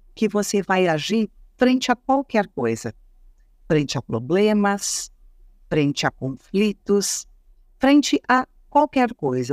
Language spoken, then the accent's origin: Portuguese; Rio Grande do Sul, Brazil; eu sou gaúcha, gente, sou do Rio Grande do Sul